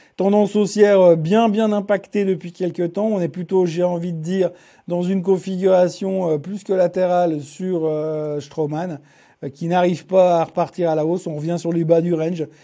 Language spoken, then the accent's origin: French; Switzerland; chez nous en Suisse